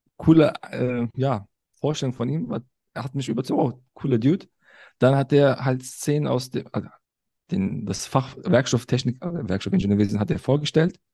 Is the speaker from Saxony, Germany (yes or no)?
no; Cologne, North Rhine-Westphalia, Germany; ich bin in Köln geboren, aufgewachsen